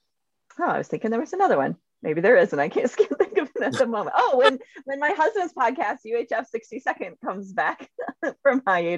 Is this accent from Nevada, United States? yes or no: no; Upper Peninsula of Michigan, United States; I grew up in the Upper Peninsula of Michigan. So, you know, pretty northern Midwest.